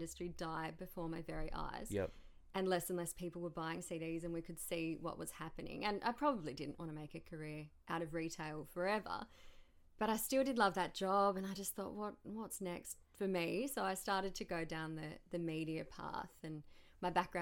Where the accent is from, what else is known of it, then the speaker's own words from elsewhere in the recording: Perth, Tasmania, Australia; also born or lived in Melbourne, Victoria / Launceston, Tasmania; now in Devonport, Australia; Yes, I was born in Melbourne, but we moved to Tassie when I was only really young. So grew up just outside of Launceston in little old Perth